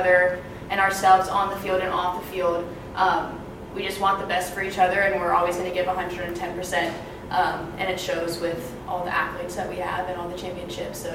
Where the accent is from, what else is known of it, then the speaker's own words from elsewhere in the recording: Cary, North Carolina, United States; I'm from Cary, North Carolina